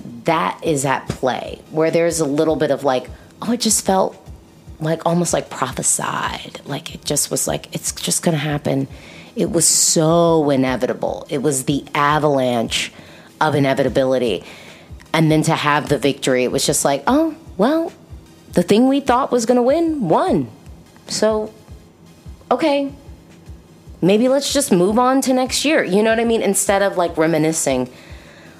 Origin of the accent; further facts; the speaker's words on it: United States; I'm an American